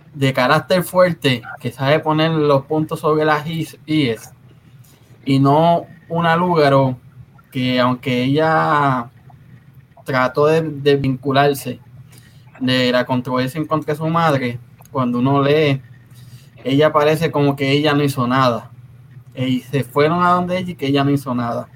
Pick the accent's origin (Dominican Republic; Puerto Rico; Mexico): Puerto Rico; de donde yo vengo somos calle. En Casiano todos hablábamos con el juego de calle